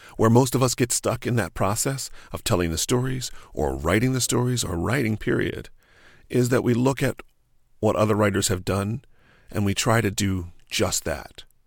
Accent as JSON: {"language": "English", "region": "New Jersey", "country": "United States", "tie": "born or raised there", "also_born_or_lived": "New York", "moved": "as an adult", "said": "I grew up in New Jersey on a little family farm."}